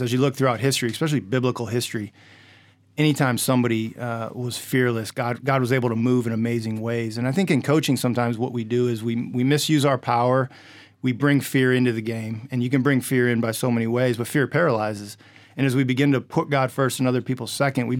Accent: Indiana, United States; I grew up in Indiana

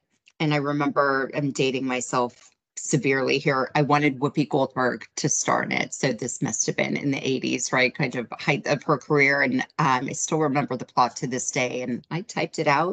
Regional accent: United States; as an American

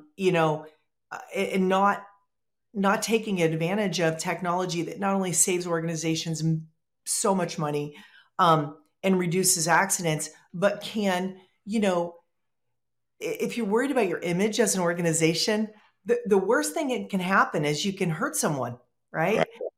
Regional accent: Ohio, United States; I grew up here in Ohio

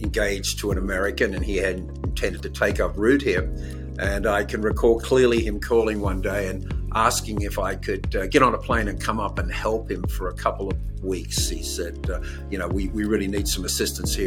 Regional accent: Sydney, New South Wales, Australia; moved away; I was a child of the late 50s and 60s, and growing up in Australia

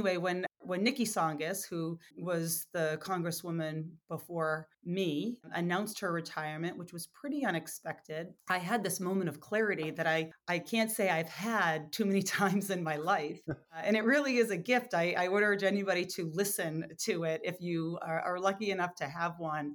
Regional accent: Lowell, Massachusetts, United States; my hometown of Lowell and those surrounding communities

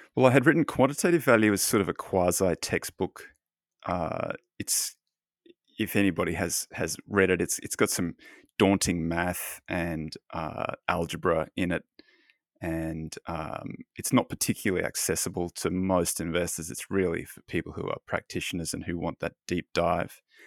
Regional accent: Australia; now in Los Angeles, United States; I'm Australian

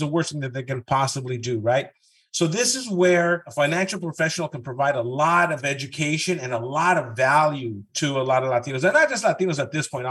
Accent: Southern California, United States; first language Spanish; English is a second language; I grew up in Southern California, Mexican parents, but I went to UCLA

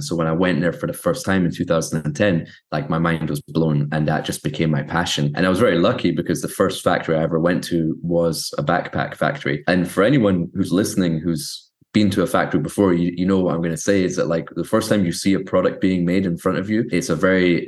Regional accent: Scotland, United Kingdom; I grew up in Scotland

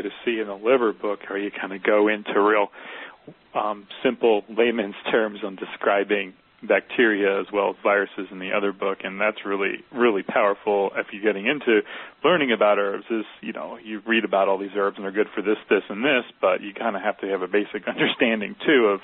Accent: East Coast, New Jersey, United States; moved away; I'm from the East Coast

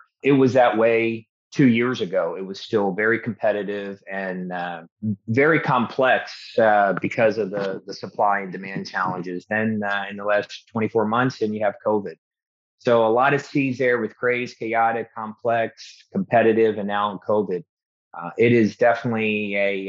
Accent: Baltimore, Maryland, United States; I'm from Baltimore originally, so I'm a Baltimore Raven fan

